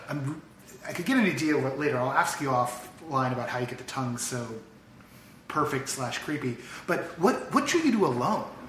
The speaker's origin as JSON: {"language": "English", "area": "the Bay Area", "region": "California", "country": "United States", "moved": "yes", "lives_now": "Los Angeles, United States", "said": "I'm from the Bay"}